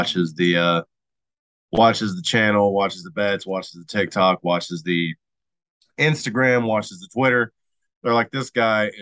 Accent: Knoxville, Tennessee, United States; I was born in St. Mary's, right across the street from Neyland Stadium, right there on the Tennessee River in Knoxville, Tennessee

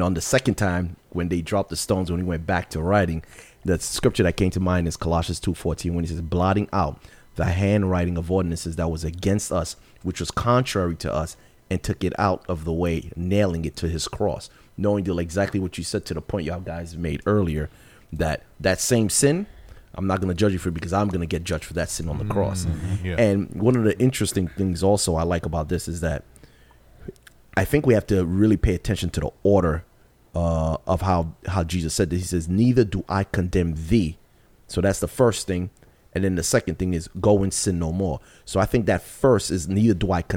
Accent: New York City, New York, United States; I grew up in Vanderveer.

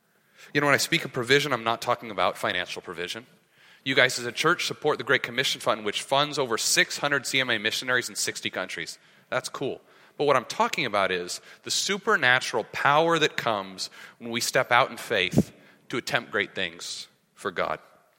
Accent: San Diego, California, United States; moved away; also born or lived in Thailand; So I'm in San Diego. Okay. We're from San Diego.

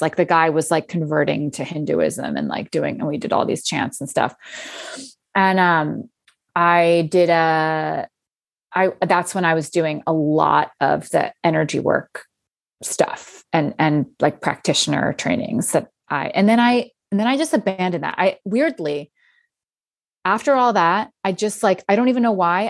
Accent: outside Philadelphia, Pennsylvania, United States; moved away as an adult; also born or lived in New York City; I grew up outside Phil-, Philadelphia where I actually live right

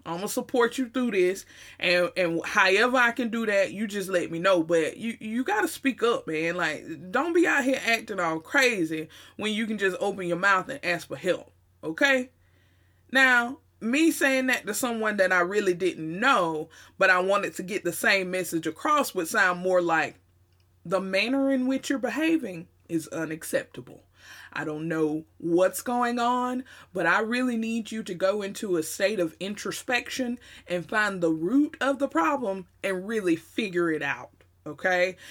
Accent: the South, United States; accent: Southern twang, Southern drawl; they always talked about our accents here in the South. The Southern twang and the Southern drawl was very, very real.

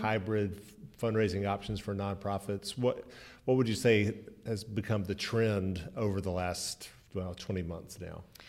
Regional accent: Birmingham, Alabama, United States; I am delighted to be here in my hometown of Birmingham, Alabama

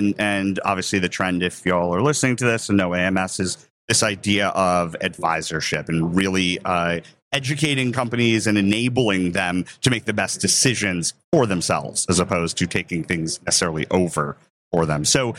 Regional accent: New York, United States; We're all from New York, so you don't mind talking over others, which is great.

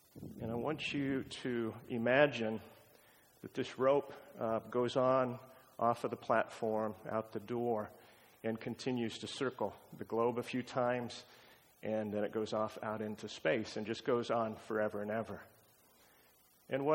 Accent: Pacific Northwest, Washington, United States; moved away as an adult; also born or lived in Montana / Honolulu, Hawaii; Washington State is where we hail from.

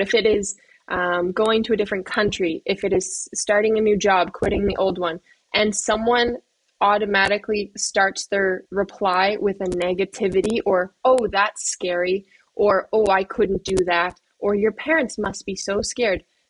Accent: Canada; now in Slovakia; I know like a bit of French as a Canadian

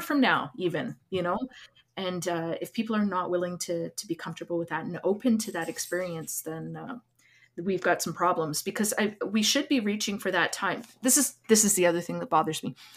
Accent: Lac Ste. Anne, Alberta, Canada; now in Edmonton, Canada; I'm from Lac Saint Anne

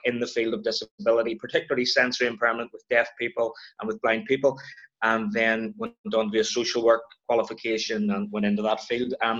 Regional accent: Belfast, Northern Ireland, United Kingdom; also born or lived in Edinburgh / Mallusk; Born and bred, Belfast, Northern Ireland

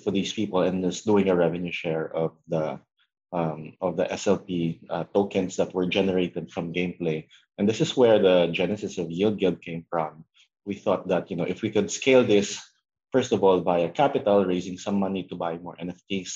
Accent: Philippines; my home country in the Philippines

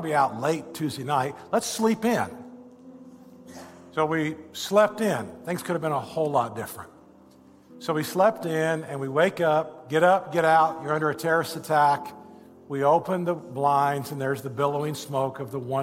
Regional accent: Indiana, United States; I'm a boy from Indiana.

